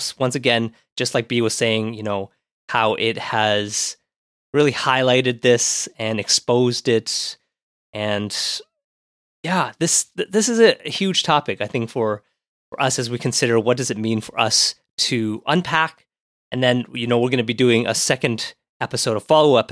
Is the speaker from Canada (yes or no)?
yes; Ottawa, Ontario, Canada; growing up in Ottawa, it being much more of a Caucasian city, at least when I was growing up